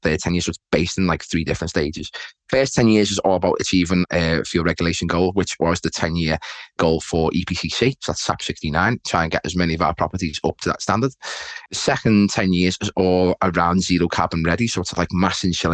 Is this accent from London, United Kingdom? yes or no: no; Liverpool, North West England, United Kingdom; accent: Scouse; as you can tell by my accent, Chris, I am, you know, Merseyside, I'm a Scouser, so Liverpool